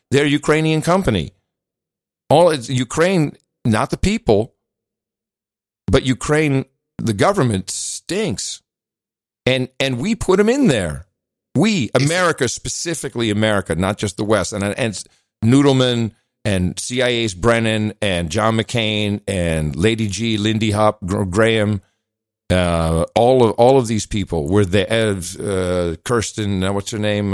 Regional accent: Netherlands; moved away; I grew up in the Netherlands

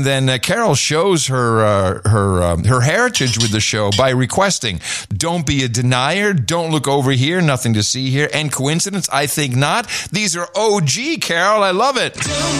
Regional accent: Canada; now in United States; I am a Canadian exiled in Florida.

